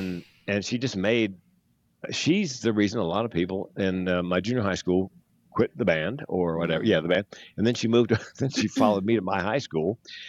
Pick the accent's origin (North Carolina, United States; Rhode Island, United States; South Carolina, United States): North Carolina, United States; North Carolina.